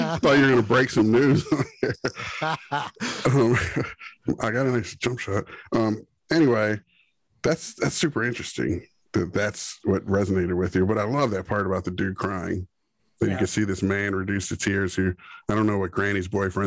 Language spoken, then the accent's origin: English; Cheverly, Maryland, United States; I was born in Cheverly, Maryland, technically, in my birth certificate.